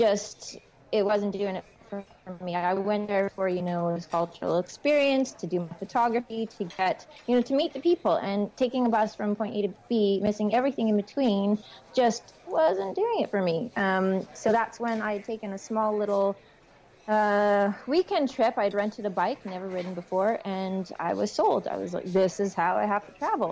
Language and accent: English; Vancouver, British Columbia, Canada; moved away as an adult; now in Oman; I am from Vancouver, Canada, originally, born and raised.